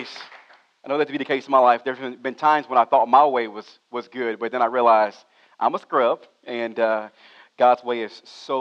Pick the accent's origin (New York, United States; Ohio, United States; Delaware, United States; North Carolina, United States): Ohio, United States; moved away; I'm originally born and raised in Ohio